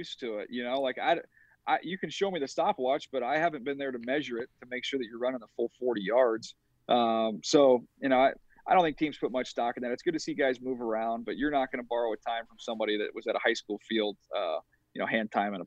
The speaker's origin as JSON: {"language": "English", "region": "California", "country": "United States", "tie": "born or raised there", "said": "growing up in California"}